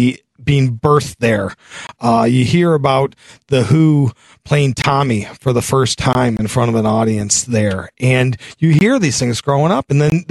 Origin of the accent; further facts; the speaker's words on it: Detroit, Michigan, United States; I'm born and raised in Detroit